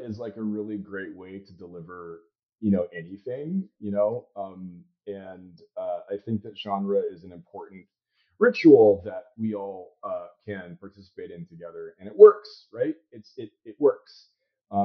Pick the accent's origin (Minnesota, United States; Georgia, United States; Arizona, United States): Arizona, United States; Most of my childhood was spent in Arizona. Tucson and Phoenix and Chandler. I grew up in the desert in the suburbs